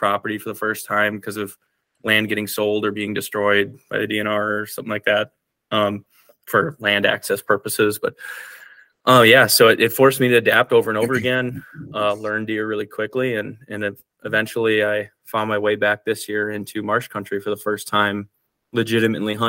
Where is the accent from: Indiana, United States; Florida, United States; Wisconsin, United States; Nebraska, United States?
Wisconsin, United States; I grew up in Wisconsin, and I was in a very, very rich deer camp kind of culture